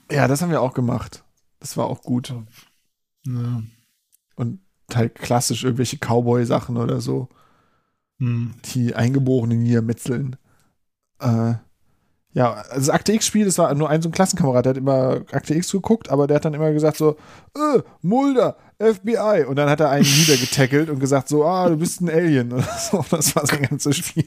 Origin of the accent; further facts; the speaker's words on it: Berlin, Germany; ich bin in Wilmersdorf aufgewachsen